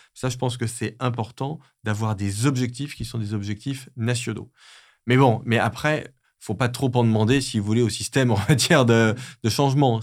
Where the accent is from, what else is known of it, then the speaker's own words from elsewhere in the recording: France; je suis français